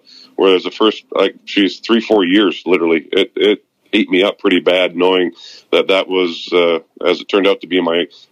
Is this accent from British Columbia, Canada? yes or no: yes; Vancouver, British Columbia, Canada; moved away as an adult; now in West Palm Beach, United States; I'm leaving to go back home where I was born and raised in Vancouver, British Columbia, in 3 days